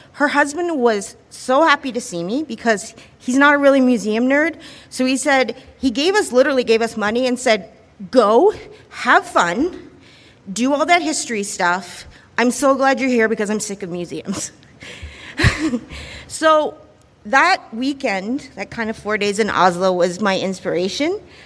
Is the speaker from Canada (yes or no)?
yes; Ontario, Canada; I grew up in Ontario